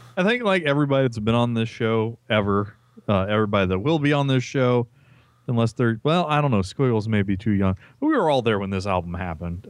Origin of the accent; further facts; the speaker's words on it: Peru, Indiana, United States; my hometown